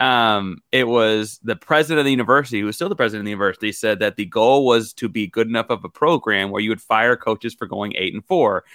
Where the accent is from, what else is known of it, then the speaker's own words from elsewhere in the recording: Houston, Texas, United States; I was born in Houston